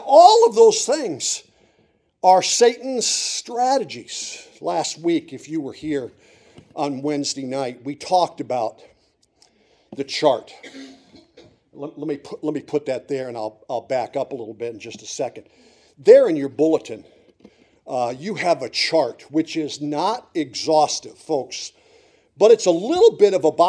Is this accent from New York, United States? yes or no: no; Montrose, Pennsylvania, United States; I grew up in Montrose in Susquehanna County